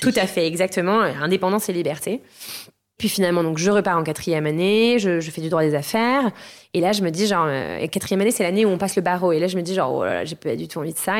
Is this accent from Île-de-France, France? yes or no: yes; Garches, Île-de-France, France; moved away as an adult; now in Lisbon, Portugal; j'ai grandi euh, en France, en région parisienne, euh, dans la banlieue bourgeoise du 92 à Garches